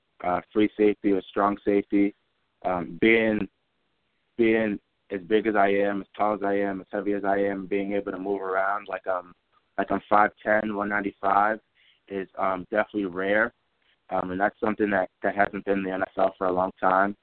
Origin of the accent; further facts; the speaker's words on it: Massachusetts, United States; also born or lived in London, England / Framingham, Massachusetts / Grafton, Massachusetts; I grew up in Framingham, Massachusetts, and I moved to Grafton, Massachusetts, where I call my hometown in the middle of sixth grade